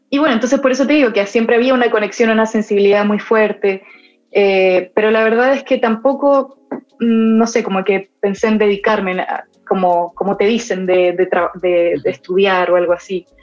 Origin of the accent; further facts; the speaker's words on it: Buenos Aires, Argentina; also born or lived in Ecuador; nací en Ecuador, viví tres años de mi vida ahí, mi familia también es de allá, viví los primeros tres años y después eh, viví siete años en Buenos Aires